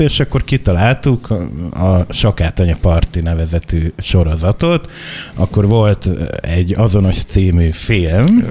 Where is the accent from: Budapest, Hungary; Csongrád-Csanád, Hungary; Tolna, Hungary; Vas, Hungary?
Csongrád-Csanád, Hungary; Makó; Makon nőttem föl